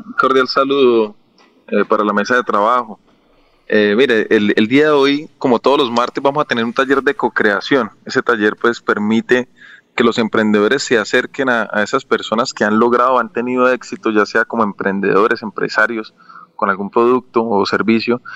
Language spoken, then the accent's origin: Spanish; Colombia; estamos nosotros como, como colombianos